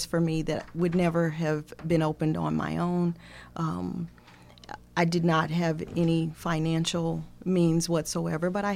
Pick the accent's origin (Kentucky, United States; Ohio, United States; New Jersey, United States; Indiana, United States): Indiana, United States; Gary; now in Monroe County, Indiana, United States; I was born and raised in Gary, Indiana